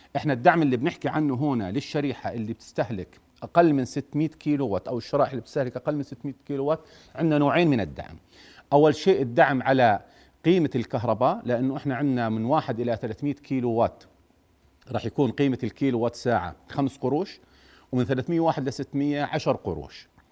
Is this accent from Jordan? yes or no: yes; Jordan; عندنا بالأردن